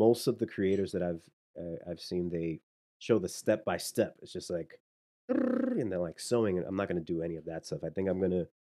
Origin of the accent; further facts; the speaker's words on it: New York City, New York, United States; I was raised in Washington Heights